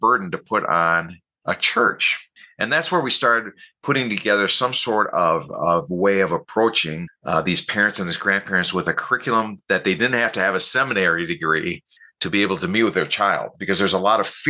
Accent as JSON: {"language": "English", "town": "Minneapolis", "region": "Minnesota", "country": "United States", "tie": "born or raised there", "moved": "yes", "lives_now": "Lansing, United States", "said": "I grew up in Minneapolis, Minnesota"}